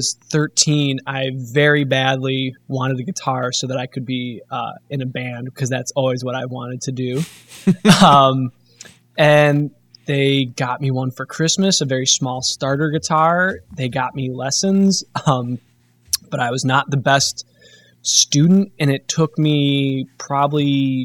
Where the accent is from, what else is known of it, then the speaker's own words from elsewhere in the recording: Mundelein, Illinois, United States; I grew up in Mundelein, Illinois, a northern suburb of Chicago.